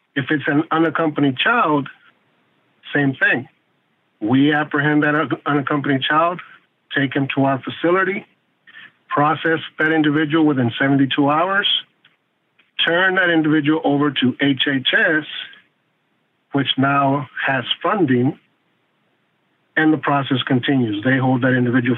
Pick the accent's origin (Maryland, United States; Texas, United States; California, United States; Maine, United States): Texas, United States; South; also born or lived in Michigan; Me growing a very poor migrant worker here in South Texas